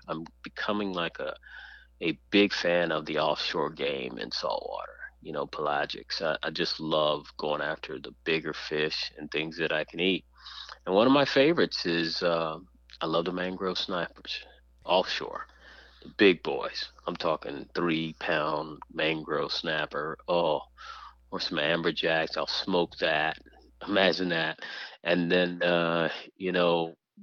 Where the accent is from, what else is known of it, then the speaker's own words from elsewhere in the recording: Texas, United States; now in Florida, United States; I am a diehard Texan, and I still consider it home.